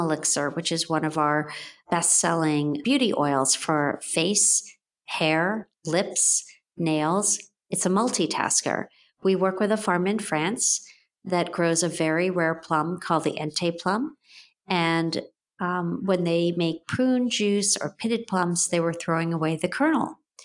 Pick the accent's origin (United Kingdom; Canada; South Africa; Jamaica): Jamaica; moved away; I grew up and was born in Jamaica, West Indies